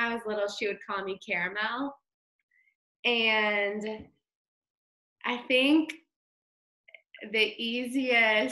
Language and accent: English; Memphis, Tennessee, United States; born and raised in Memphis, where I live now in downtown Memphis.